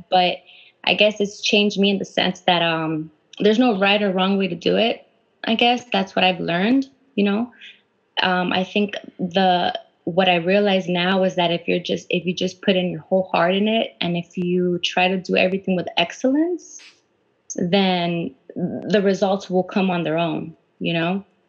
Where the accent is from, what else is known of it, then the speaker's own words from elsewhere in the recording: Huntington Park, California, United States; I'm from HP, and uh, we actually went to the same high school, you